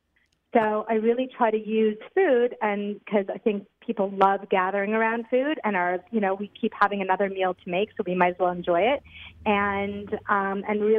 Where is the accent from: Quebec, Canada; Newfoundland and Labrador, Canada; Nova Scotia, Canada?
Quebec, Canada; Montreal; moved away as an adult; now in Ra'anana, Israel; I'm from Montreal. I'm 48, the mother of three boys, and have been living in Ranat for the past 5 years.